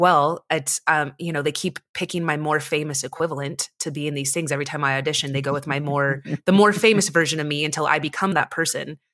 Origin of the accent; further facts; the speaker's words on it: United States; growing up in America